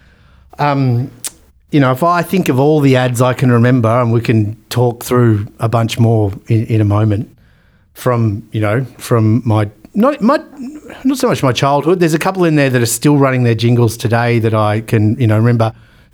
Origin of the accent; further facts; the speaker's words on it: Australia; we're Australian